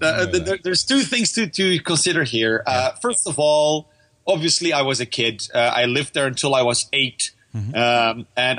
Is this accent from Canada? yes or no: no; Saudi Arabia; But I remember when I was a little kid, I grew up in Saudi Arabia.